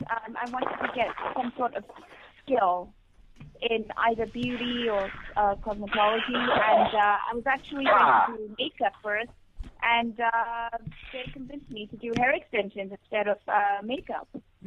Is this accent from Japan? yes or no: no; Zimbabwe; now in New York, United States; No, in Zimbabwe. I grew up in Zimbabwe.